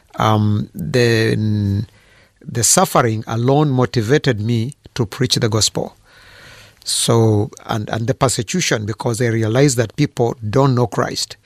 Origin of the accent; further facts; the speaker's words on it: Fort Portal, Western Region, Uganda; I was born in Uganda in, uh, a town called Fort Poro.